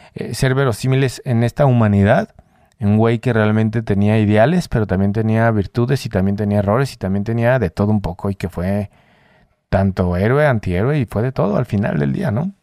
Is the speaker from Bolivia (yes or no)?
no; Mexico; somos mexicanos todos